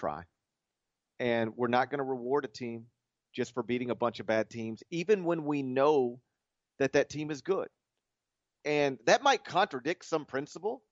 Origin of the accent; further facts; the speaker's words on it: Memphis, Tennessee, United States; I grew up in the Memphis area. I live in the Memphis area